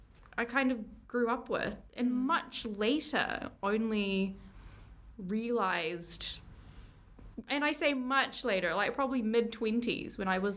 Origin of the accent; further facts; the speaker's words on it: New Zealand; being very Kiwi when I'd gone back